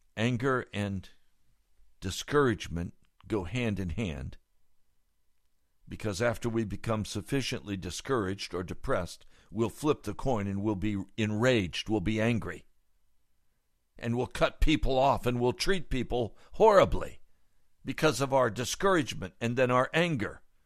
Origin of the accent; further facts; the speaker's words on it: United States; I'm an American